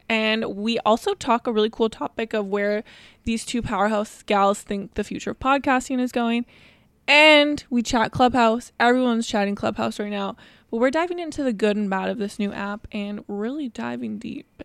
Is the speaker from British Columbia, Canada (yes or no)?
yes; Vancouver, British Columbia, Canada; We are from Vancouver, B C, Canada